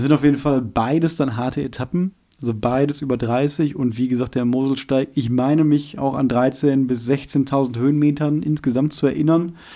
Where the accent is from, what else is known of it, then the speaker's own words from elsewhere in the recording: Germany; als Deutscher